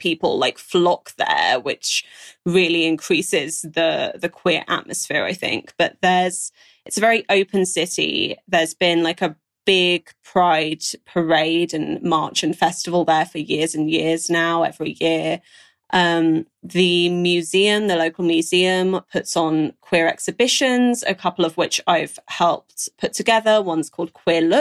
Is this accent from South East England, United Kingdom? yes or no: yes; Brighton, South East England, United Kingdom; growing up in Brighton